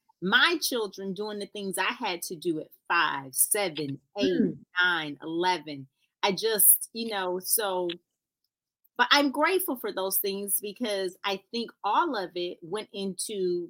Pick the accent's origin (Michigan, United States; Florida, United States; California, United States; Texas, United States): Florida, United States; Florida girls.